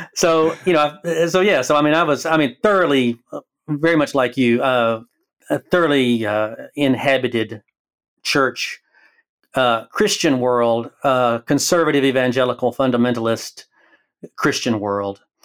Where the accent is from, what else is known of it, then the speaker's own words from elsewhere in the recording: Alabama, United States; moved away as an adult; now in Oregon, United States; I live in Oregon, but I am from Alabama, so the accent